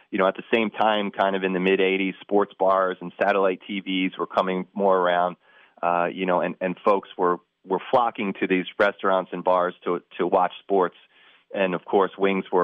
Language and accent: English; Northeast, United States; I'm from the Northeast